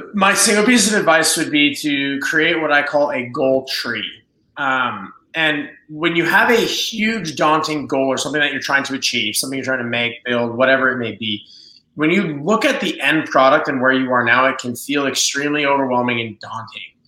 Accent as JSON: {"language": "English", "town": "Las Vegas", "region": "Nevada", "country": "United States", "said": "I'm from Las Vegas, I'm proud to be from Las Vegas"}